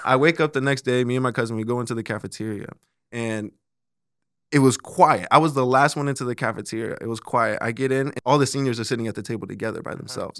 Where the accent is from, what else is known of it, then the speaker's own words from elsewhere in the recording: Colorado, United States; now in Omaha, United States; I'm originally from Colorado